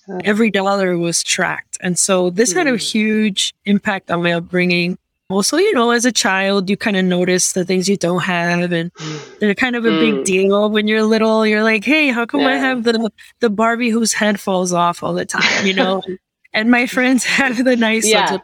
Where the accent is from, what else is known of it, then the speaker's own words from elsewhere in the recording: New York City, New York, United States; moved away as an adult; now in Miami, United States; I was born and raised in Queens, New York.